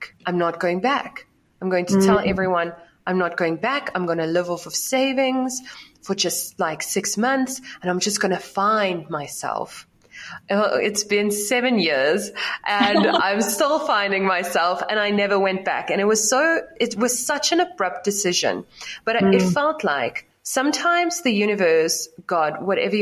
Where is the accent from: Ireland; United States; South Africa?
South Africa; I grew up in South Africa in a small city